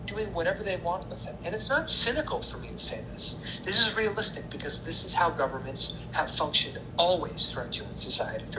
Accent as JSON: {"language": "English", "country": "United States", "moved": "yes", "said": "I'm an American"}